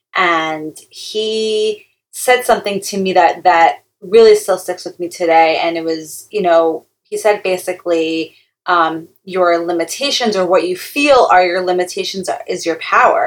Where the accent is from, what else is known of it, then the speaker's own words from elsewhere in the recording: Long Island, New York, United States; now in Teaneck, United States; I'm from Long Island, New York